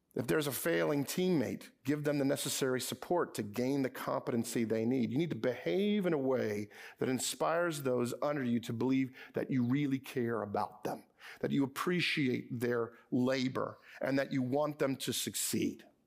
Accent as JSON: {"language": "English", "town": "Edison", "region": "New Jersey", "country": "United States", "tie": "born or raised there", "said": "my hometown, Edison, New Jersey"}